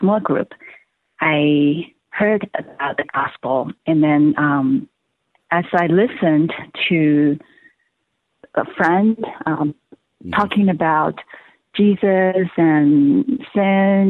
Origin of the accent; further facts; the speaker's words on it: Hong Kong; moved away as an adult; now in Los Angeles, United States; I'm originally from China, Hong Kong, and I came to the U.S. for college